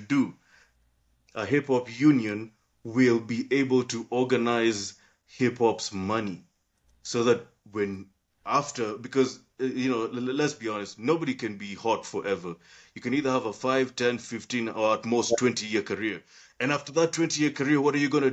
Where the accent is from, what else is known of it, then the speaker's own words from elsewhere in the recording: Kenya; I'm from Kenya. I'm from Kenya.